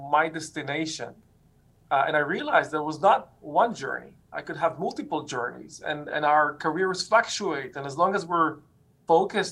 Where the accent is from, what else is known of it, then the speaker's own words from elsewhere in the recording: Israel; moved away; I grew up in Israel